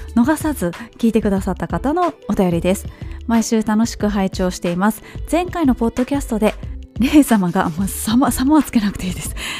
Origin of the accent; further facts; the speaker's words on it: Kobe, Hyogo, Japan; 私の地元の神戸の須磨の須磨寺というお寺があるんですけど